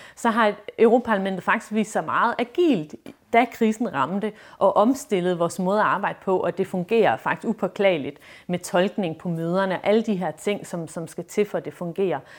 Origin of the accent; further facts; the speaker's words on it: Esbjerg, Southern Denmark, Denmark; jeg er fra Esbjerg